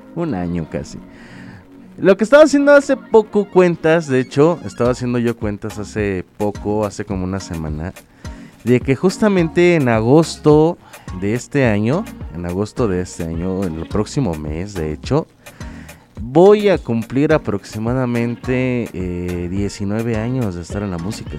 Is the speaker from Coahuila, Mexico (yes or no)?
no; Tampico, Tamaulipas, Mexico; soy proveniente de Tampico, Tamaulipas, soy de Tamaulipas de hecho. Eh, nací en la mera ciudad, no en los alrededores